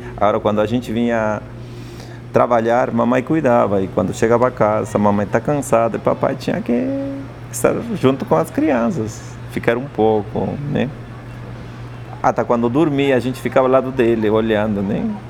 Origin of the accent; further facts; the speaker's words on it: Andes, Peru; first language Quechua; Portuguese is a second language; moved away as an adult; now in São Paulo, Brazil; Eu sou quechua hablante, sou de Lande, do Peru.